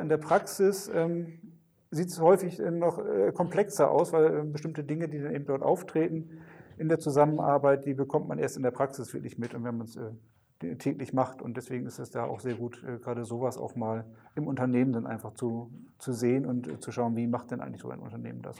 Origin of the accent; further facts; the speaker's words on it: Westerstede, Lower Saxony, Germany; ich, äh, komme gebürtig, äh, hier auch aus dem Nordwesten, aus Westerstede